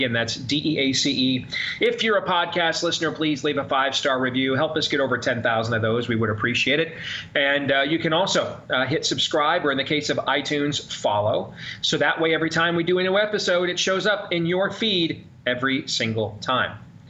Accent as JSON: {"language": "English", "region": "Midwest", "country": "United States", "said": "I'm a Midwesterner"}